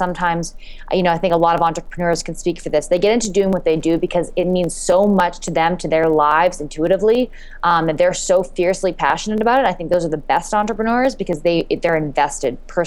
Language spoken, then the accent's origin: English; Canada; moved away as an adult; also born or lived in New York City; I came to the U.S. I'm from Canada on a running scholarship